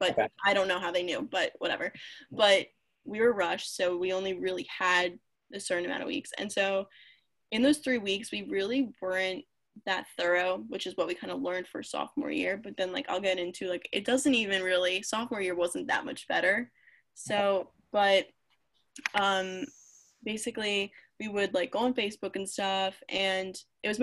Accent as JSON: {"language": "English", "town": "Philadelphia", "region": "Pennsylvania", "country": "United States", "said": "I'm literally from Philadelphia"}